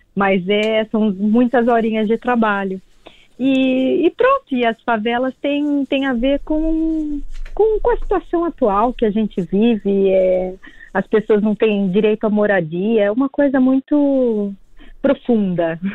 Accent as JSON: {"language": "Portuguese", "country": "Brazil", "moved": "yes", "lives_now": "Portugal", "said": "sou brasileira"}